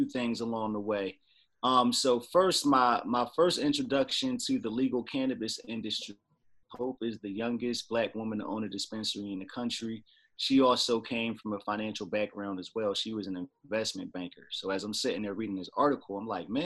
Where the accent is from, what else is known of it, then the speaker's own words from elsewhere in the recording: Trenton, New Jersey, United States; moved away as an adult; also born or lived in Washington, D.C.; now in Upper Marlboro, Maryland, United States; I was born and raised in Trenton, New Jersey, but I've actually been in the Washington, D.C. area for, man, they're going on 20 years now